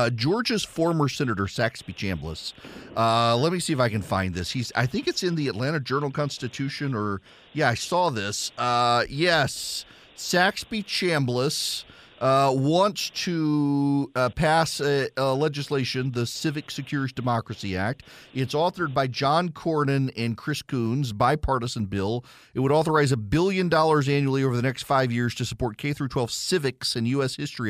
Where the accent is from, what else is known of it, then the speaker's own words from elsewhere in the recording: Dubai, United Arab Emirates; You know, I grew up in Dubai. I did not grow up in the United States. We would come home during the summer, but my education was in Dubai.